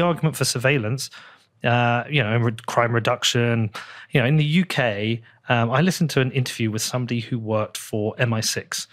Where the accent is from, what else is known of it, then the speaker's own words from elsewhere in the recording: United Kingdom; I feel relatively free as a British person.